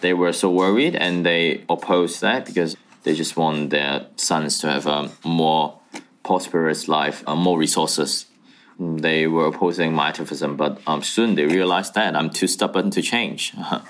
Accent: Hong Kong; also born or lived in Shenzhen, China; I was born in Shenzhen in 1993, and I moved to Hong Kong in 1999 with my mother to reunion with my father, who had been working in Hong Kong. And my father was a builder, my mother was a cleaner. We had been living in public estate basically for all of our life.

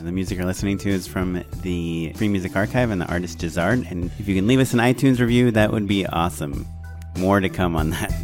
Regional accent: Orange County, California, United States; I grew up in Orange County, and they have the Irvine Spectrum

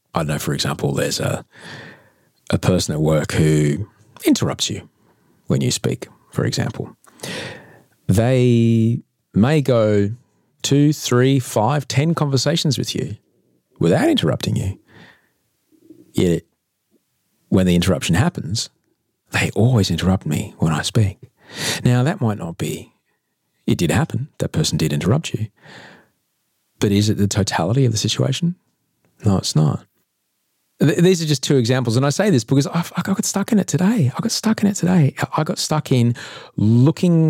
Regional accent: Adelaide, South Australia, Australia; moved away; also born or lived in Queensland / United States; I come from Adelaide

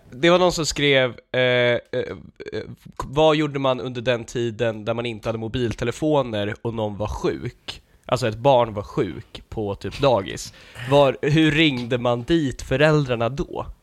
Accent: Lidingö, Stockholm County, Sweden; jag såg ut som liten i ett område med massa rika Lidingö-människor

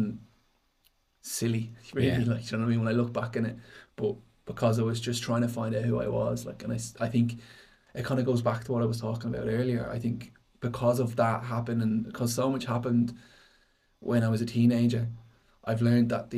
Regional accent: Dublin, Leinster, Ireland; I grew up in Tallis

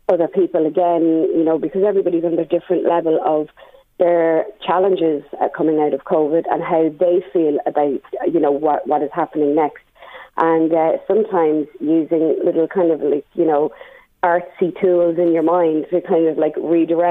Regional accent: Drogheda, Leinster, Ireland; I'm from Drogheda

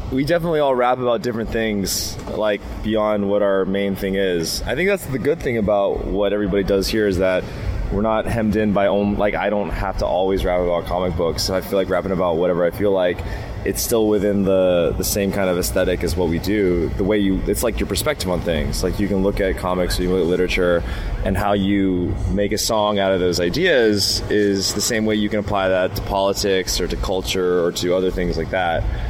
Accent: Memphis, Tennessee, United States; I grew up in Memphis, Tennessee, so I have a lot of Southern influence

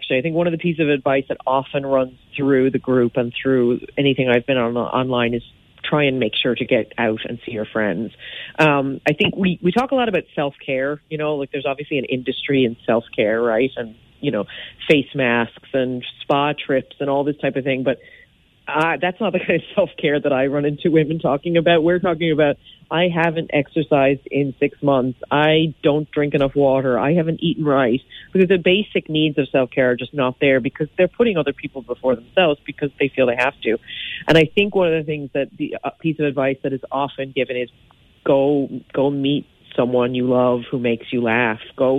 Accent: United States; now in Ireland; as you can tell from my accent, I'm American, so I have some of my American mamas are in there too, but it is largely an Irish group.

